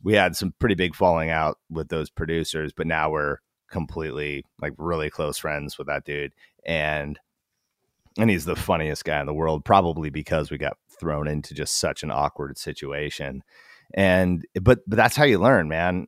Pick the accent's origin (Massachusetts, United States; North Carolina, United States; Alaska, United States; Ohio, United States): Alaska, United States; moved away as an adult; also born or lived in Portland, Oregon; We're from Alaska